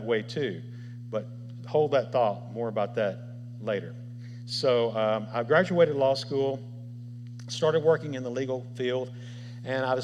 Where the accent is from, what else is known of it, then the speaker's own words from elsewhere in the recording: Memphis, Tennessee, United States; I was raised here in Memphis